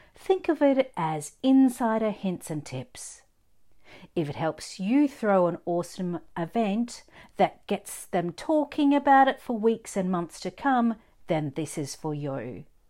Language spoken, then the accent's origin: English; Australia; I'm an Aussie born and bred